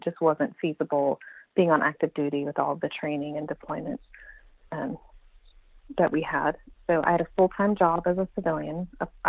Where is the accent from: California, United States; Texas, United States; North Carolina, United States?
Texas, United States; also born or lived in Iowa; I've spent most of my life in Texas, but I was born in Iowa and have traveled all around.